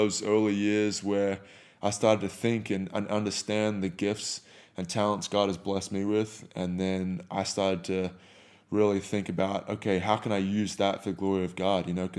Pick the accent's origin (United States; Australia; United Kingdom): Australia; I used to cuss like a sailor, you know, growing up in Australia.